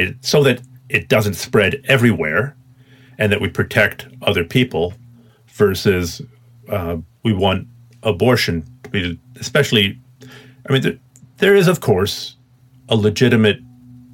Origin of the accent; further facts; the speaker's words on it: Canada; being a Canadian